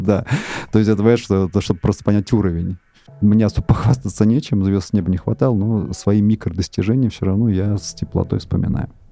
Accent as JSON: {"language": "Russian", "region": "Moscow", "country": "Russia", "tie": "born or raised there", "said": "я э, родился и вырос в Москве, работаю здесь"}